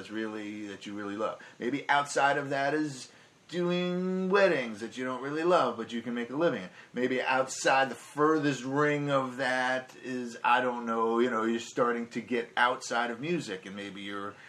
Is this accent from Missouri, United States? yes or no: no; New York, United States; moved away as an adult; also born or lived in Minneapolis / California; As a New Yorker